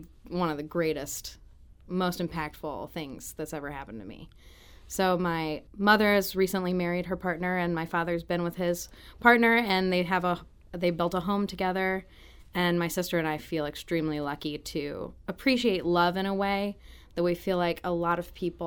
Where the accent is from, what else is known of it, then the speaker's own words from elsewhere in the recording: Farmington, Missouri, United States; I grew up in Farmington, Missouri. Small town, small feel, everything that you imagine that to be